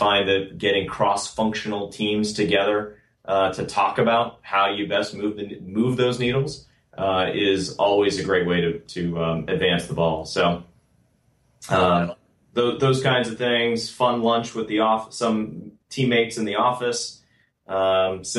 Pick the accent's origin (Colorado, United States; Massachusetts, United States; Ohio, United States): Massachusetts, United States; outside of Boston; also born or lived in Austin, Texas; now in Bay Area, United States; I grew up outside of Boston.